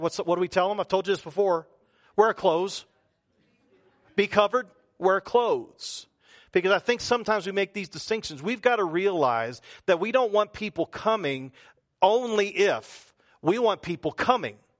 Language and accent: English; the South, United States; accent: Southern; talk like I'm a Southerner